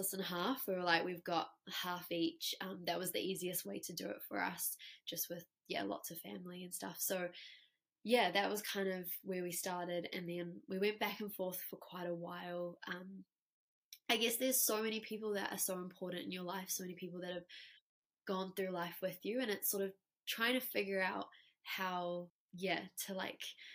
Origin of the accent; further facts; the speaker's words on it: South Africa; now in New Zealand; We grew up together in South Africa